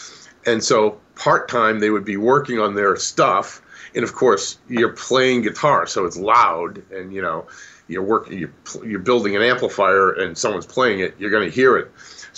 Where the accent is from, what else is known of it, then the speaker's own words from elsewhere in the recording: Boston, Massachusetts, United States; I grew up in the Boston area, in the Northeast, my entire life.